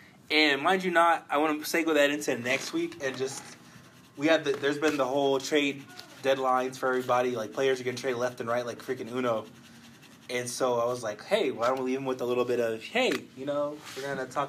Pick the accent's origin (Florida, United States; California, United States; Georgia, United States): California, United States; Oakland; moved away; I'm originally from the Bay Area. Grew up near Oakland.